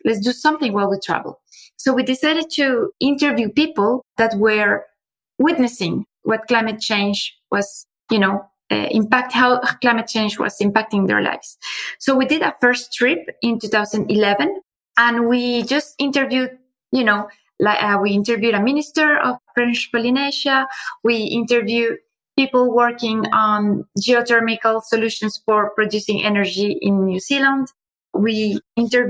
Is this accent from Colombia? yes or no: yes; Colombia; moved away as an adult; also born or lived in Finland / China; now in France; I grew up in Colombia.